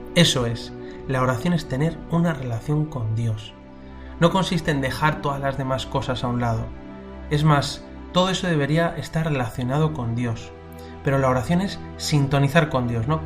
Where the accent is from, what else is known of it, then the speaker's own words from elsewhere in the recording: Madrid, Community of Madrid, Spain; cuando era pequeño en Madrid iba a rezar a una capilla de las esclavas del Sagrado Corazón que había cerca de mi casa